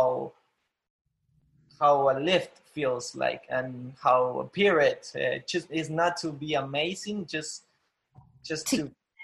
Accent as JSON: {"language": "English", "country": "Argentina", "tie": "born or raised there", "also_born_or_lived": "Buenos Aires, Argentina", "second_language": "English", "moved": "as an adult", "lives_now": "San Francisco, United States", "said": "I'm not from Buenos Aires in Argentina. I'm not from the capital"}